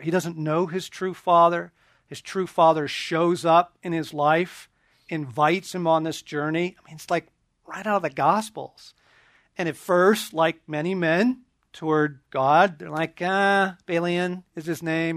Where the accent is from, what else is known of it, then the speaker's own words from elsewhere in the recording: Southern California, United States; also born or lived in eastern Oregon; I was shipped off from Southern California and the suburbs